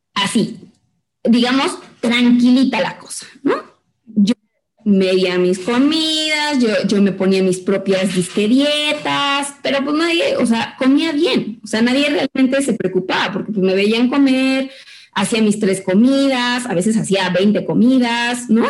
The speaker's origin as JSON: {"language": "Spanish", "country": "Mexico", "said": "como mexicanos"}